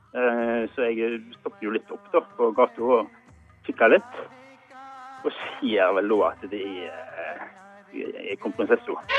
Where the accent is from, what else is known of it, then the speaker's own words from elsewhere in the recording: Norway; vi er fra Norge